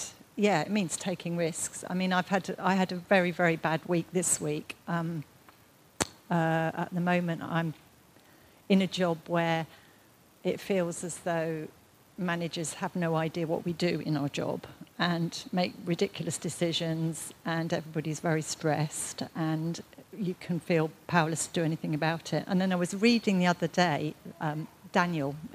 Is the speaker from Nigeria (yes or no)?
no; United Kingdom; being British